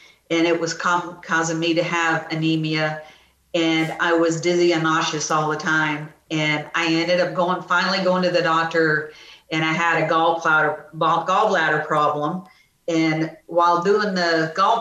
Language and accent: English; The Woodlands, Texas, United States; also born or lived in Dallas, Texas; now in Sealy, United States; I grew up in the Woodlands